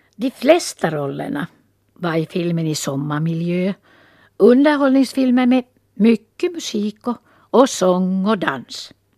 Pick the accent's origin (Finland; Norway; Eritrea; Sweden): Finland; Valkeakoski, Pirkanmaa; born or raised there